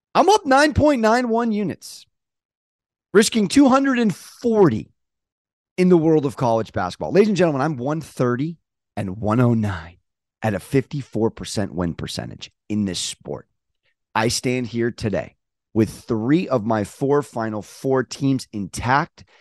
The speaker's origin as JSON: {"language": "English", "town": "San Diego", "region": "California", "country": "United States", "said": "I'm from San Diego"}